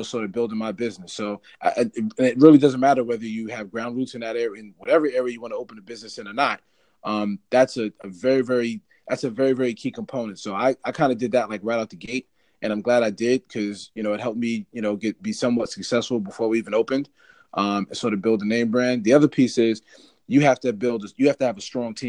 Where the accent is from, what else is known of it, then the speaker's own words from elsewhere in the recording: Bergen County, New Jersey, United States; I'm originally from Bergen County, which is in North Jersey.